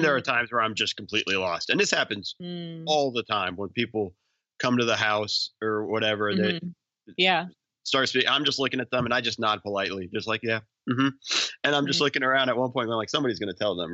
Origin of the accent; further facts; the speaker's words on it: Los Angeles, California, United States; I grew up